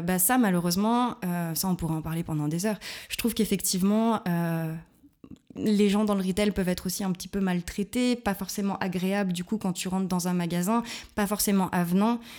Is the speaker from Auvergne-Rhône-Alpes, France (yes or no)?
yes; Lyon, Auvergne-Rhône-Alpes, France; moved away as an adult; now in Berlin, Germany; je viens de Lyon, une vraie croix-roussienne